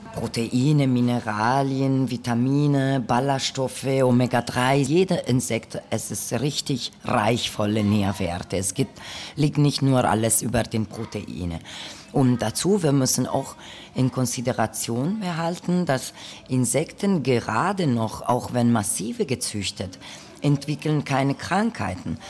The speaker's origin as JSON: {"language": "German", "region": "northern Italy", "country": "Italy", "moved": "yes", "lives_now": "Berlin, Germany", "said": "ich komme aus Norditalien"}